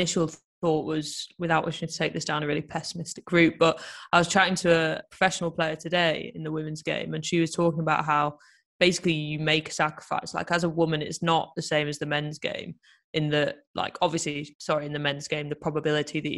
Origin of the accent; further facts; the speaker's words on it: Leeds, Yorkshire and the Humber, United Kingdom; growing up in Leeds, it's definitely not an easy option to be a United fan